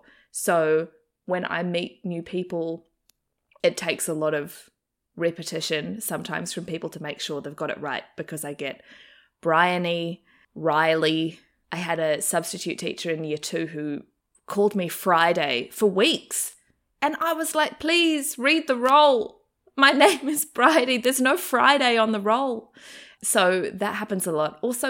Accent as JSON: {"language": "English", "country": "New Zealand", "accent": "Kiwi", "moved": "as an adult", "lives_now": "Australia", "said": "So when I first moved to Australia to finish my degree, the first year my accent sort of stayed fairly strong and Kiwi, and I definitely was teased a lot."}